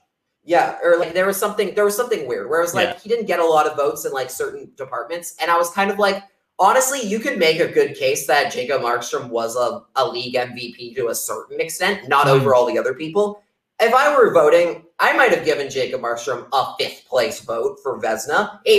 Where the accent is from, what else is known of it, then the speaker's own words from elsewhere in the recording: Canada; now in United States; None. I'm Canadian. Why do I care?